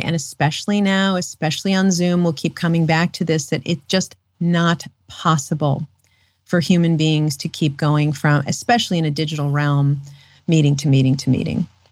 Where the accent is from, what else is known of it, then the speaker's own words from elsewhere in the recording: New York City, New York, United States; I'm a city girl. I grew up in Manhattan